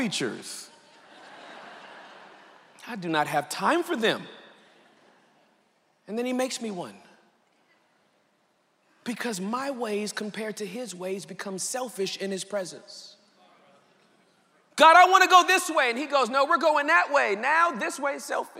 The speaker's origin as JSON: {"language": "English", "country": "United States", "said": "I'm real American."}